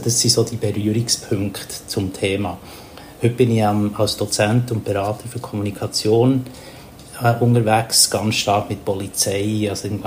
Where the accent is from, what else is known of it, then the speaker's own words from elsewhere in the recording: Papua New Guinea; also born or lived in Thailand; now in Bern, Switzerland; ich bin äh, in Asien aufgewachsen, also in Papua-Neuguinea. Und darum habe ich einen Bezug, dass ich jetzt hier in Thailand etwa vier, fünf Monate vom Jahr lebe. Mein anderer Mittelpunkt ist in Bern, wo ich daheim bin.